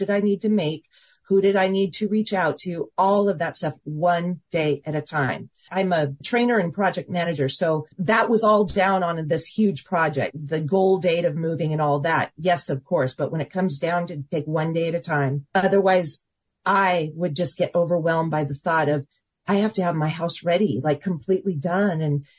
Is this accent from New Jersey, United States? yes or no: no; Seattle, Washington, United States; now in Dallas, United States; He came from Pennsylvania. I came from Seattle, Washington. And we both ended up in the Dallas area.